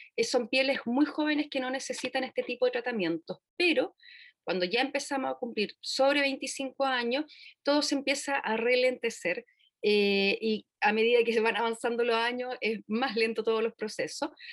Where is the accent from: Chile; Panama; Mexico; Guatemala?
Chile; Puerto Varas, Los Lagos; nosotros somos de Puerto Varas